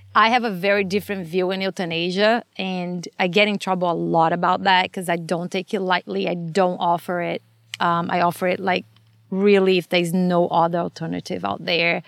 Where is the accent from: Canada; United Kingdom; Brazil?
Brazil; English is a second language; moved away as an adult; now in Los Angeles, United States; I'm from Brazil, and I grew up there